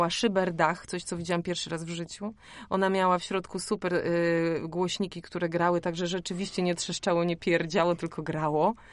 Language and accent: Polish; Warmian-Masurian Voivodeship, Poland; Ja jestem z Mazur, więc ja pływam od dziecka.